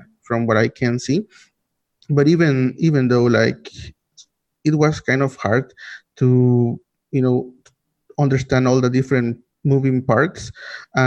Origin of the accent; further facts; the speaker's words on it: Nicaragua; I am from Nicaragua.